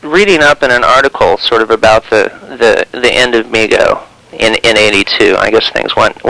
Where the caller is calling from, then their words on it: San Francisco, California, United States; San Francisco.